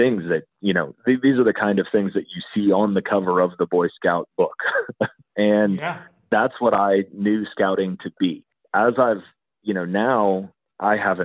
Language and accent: English; Texas, United States; as a Texan